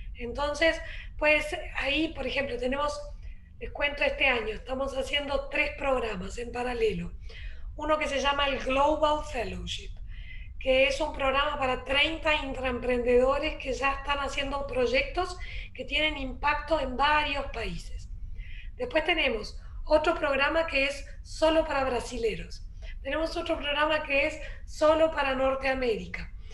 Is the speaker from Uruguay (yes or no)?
yes; Uruguay; also born or lived in Rio de Janeiro, Brazil / Berkeley, California, United States / San Francisco, California, United States; now in Punta del Este, Uruguay; Yo de hecho soy uruguaya, pero viví 20 años afuera